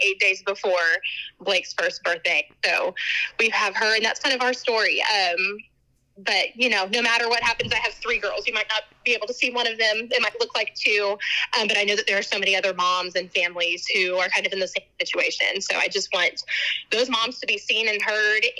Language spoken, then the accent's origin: English; Texas, United States; I'm from Texas